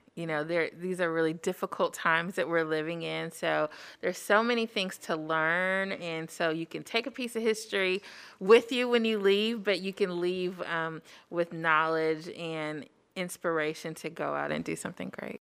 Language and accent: English; Huntsville, Alabama, United States; now in Madison, United States; I'm originally from Huntsville, Alabama, currently residing in Madison